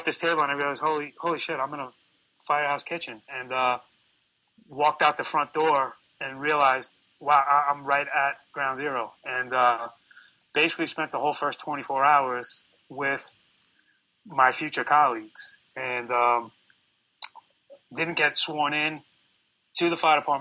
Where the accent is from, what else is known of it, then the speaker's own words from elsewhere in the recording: New York City, New York, United States; I'm born and raised in New York City. I'm here, you know, almost 42 years now.